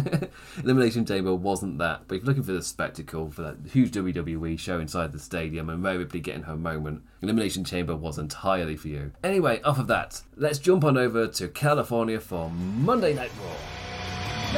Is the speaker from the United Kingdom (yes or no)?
yes; England, United Kingdom; I'm English